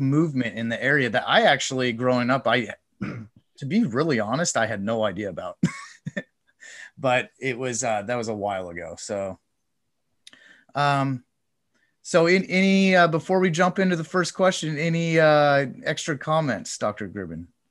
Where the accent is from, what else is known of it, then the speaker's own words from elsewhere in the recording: Coeur d'Alene, Idaho, United States; also born or lived in Moscow, Idaho; I grew up in Coeur d'Alene